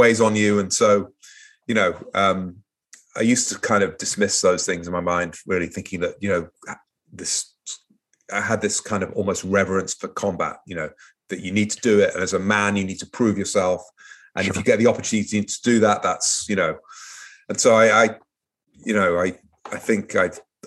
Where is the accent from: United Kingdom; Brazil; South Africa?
United Kingdom; Manchester, North West England; moved away as an adult; also born or lived in Portsmouth, England; I grew up in Manchester, an industrial city in northwest of England